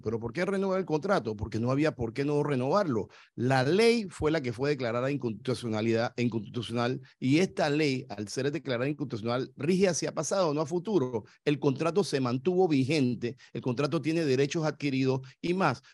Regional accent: Panama; yo soy panameño

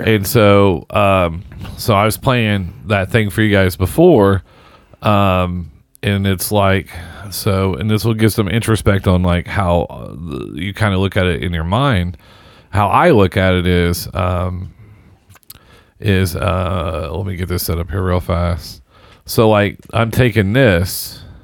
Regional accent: Southern Indiana, United States; we're just kids from Southern Indiana

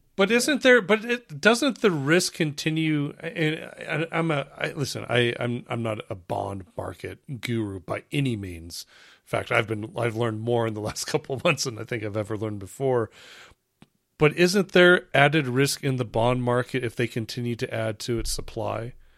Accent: United States; as an American

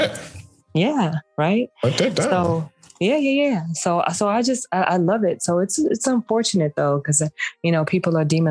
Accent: Houston, Texas, United States; now in Gwinnett County, United States; I'm a down home sister girl from the South. I'm from Houston, Texas

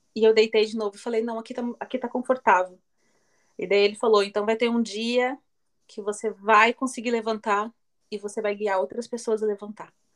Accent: Joinville, Santa Catarina, Brazil; eu sou de Joinville, Santa Catarina, no sul

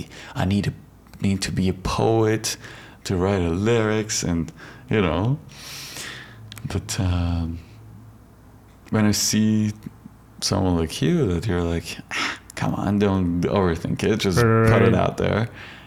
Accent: Iran; moved away as an adult; Oh, I'm from Iran.

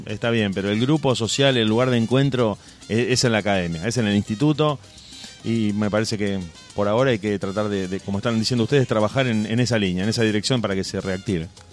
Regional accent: Argentina; siendo argentino

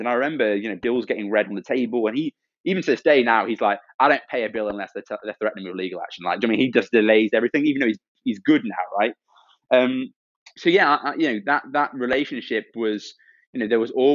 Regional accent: Stoke-on-Trent, West Midlands, United Kingdom; moved away; also born or lived in Cambridge; Stoke-on-Trent, where I grew up, is a very rough place

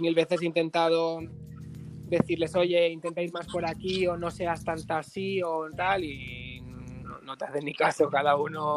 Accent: Barcelona, Catalonia, Spain; also born or lived in Granada; nací en Barcelona. Em, 28 años y, nada, em, viví durante un tiempo en Granada porque tengo familia en Granada, luego volví con 18

